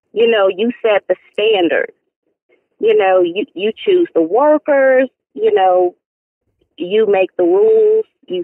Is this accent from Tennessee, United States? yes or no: yes; Nashville, Tennessee, United States; born or raised there; now in Raleigh, United States